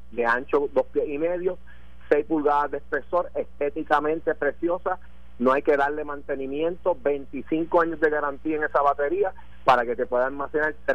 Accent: Mayagüez, Puerto Rico; soy yo. Pues estamos ya a su disposición aquí en Mayagüez.

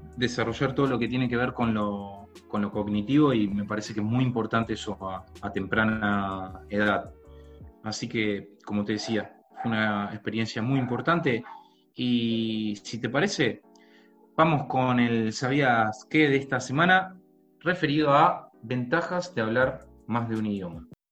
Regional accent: Rosario, Santa Fe, Argentina; yo también estudiaba en un instituto de acá de, mi ciudad natal que se llama eh, Asociación Rosarina de Cultura Inglesa

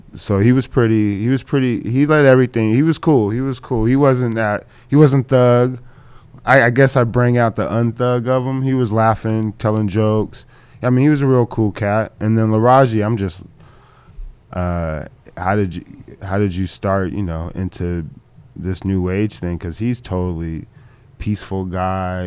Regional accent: Orange County, California, United States; I'm from Orange County when I was growing up

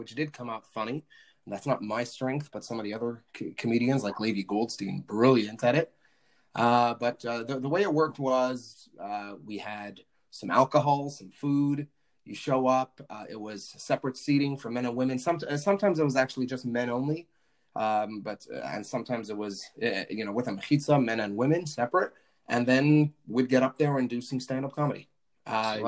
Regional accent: Montreal, Quebec, Canada; I'm originally from Montreal, and Chabad born, Chabad raised.

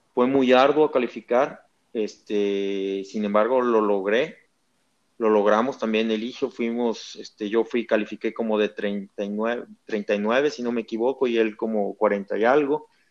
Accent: Mexico; soy el mejor mexicano

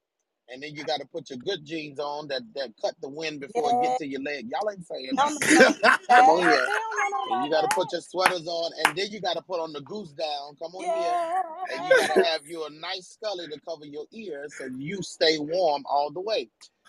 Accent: New York City, New York, United States; I'm born and raised in New York City.

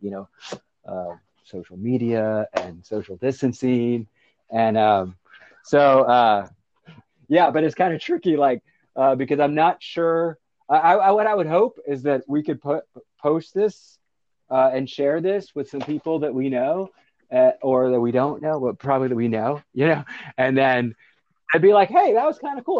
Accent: Florida, United States; moved away; I was from Florida

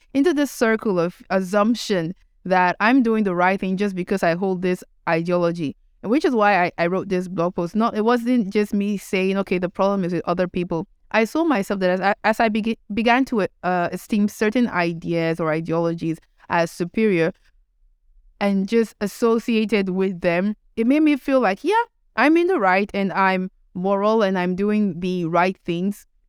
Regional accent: Nigeria; being Nigerian

